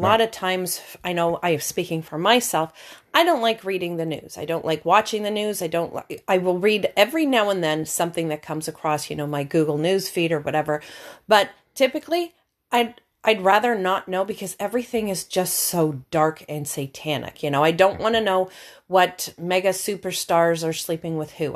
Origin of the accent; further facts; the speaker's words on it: Canada; we're from Canada.